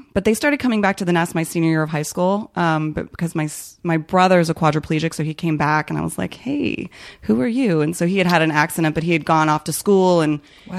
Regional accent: Chicago, Illinois, United States; born there; also born or lived in Ohio / New Jersey / Alabama / California; now in Los Angeles, United States; I was born in Chicago, then I moved to Ohio, then I moved to New Jersey, then I moved to Alabama, then I moved to California, and then I moved to South Korea, and then I moved to Virginia

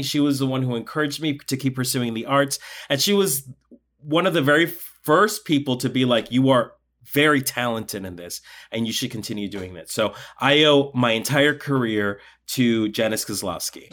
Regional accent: Colombia; moved away; I was born in Colombia. I'm, I'm from South America. And in Colombia, I did folkloric dancing

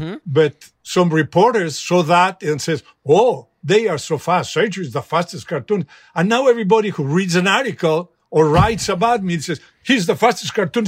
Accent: Mexico; It's just that since I was a kid, I was a refugee from the Spanish Civil War in Mexico. And there was no television. There was nothing.

